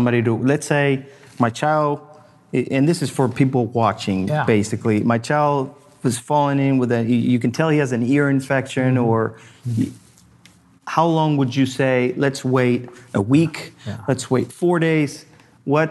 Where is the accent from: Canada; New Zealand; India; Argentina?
Argentina; now in United States; I grew up in Argentina, and over there, we used to have a family doctor that would come to our house